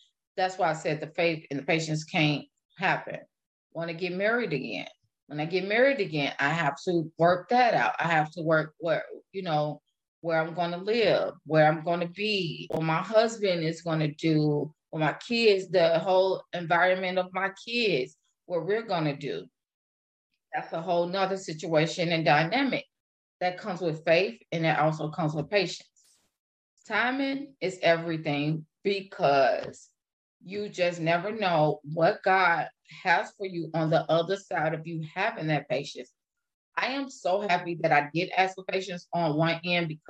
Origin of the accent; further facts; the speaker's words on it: Illinois, United States; now in Wisconsin, United States; I live in Wisconsin right now. I am originally from Illinois